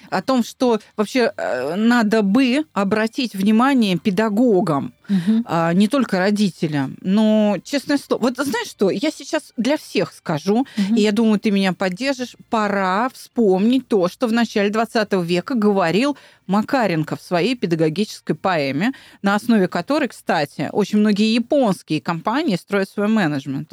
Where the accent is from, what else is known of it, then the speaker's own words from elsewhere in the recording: Moscow, Russia; я москвичка